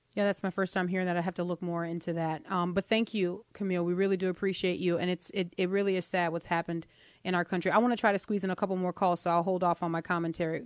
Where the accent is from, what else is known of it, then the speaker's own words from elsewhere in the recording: New Orleans, Louisiana, United States; also born or lived in Mississippi; now in Tupelo, United States; we're in Mississippi. This is our headquarters. We're originally from New Orleans. Sometimes you hear that come out